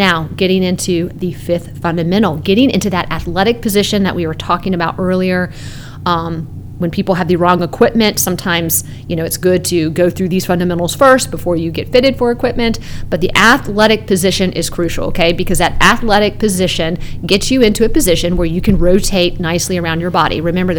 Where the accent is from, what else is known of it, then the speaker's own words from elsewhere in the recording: Canada; Yeah, I grew up in Canada and played hockey.